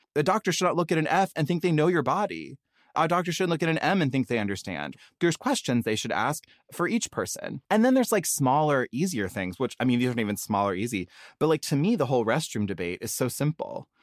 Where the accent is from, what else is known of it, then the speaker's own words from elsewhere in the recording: the South, United States; now in Los Angeles, United States; I grew up in the South, and sissy is kind of like cute slang for sister